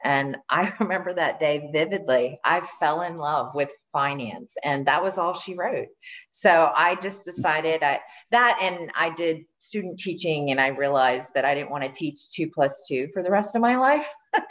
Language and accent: English; Maryland, United States; In Maryland.